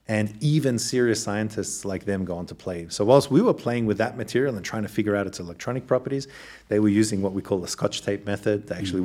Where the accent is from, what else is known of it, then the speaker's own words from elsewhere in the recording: Australia; accent: Australian; moved away; also born or lived in Germany; as you can tell from the accent, I'm originally Australian and um, born to two Eastern European parents. And I was actually born in Australia